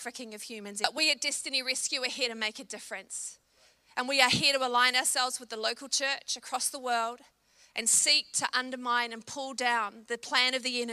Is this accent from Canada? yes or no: no; New Zealand; I'm a Kiwi